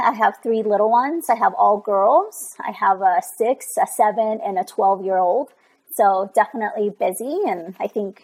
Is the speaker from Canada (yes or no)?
no; Pachuca, Hidalgo, Mexico; now in Northern Colorado, United States; I'm originally from Mexico. I'm from Pachuca, Hidalgo, Mexico.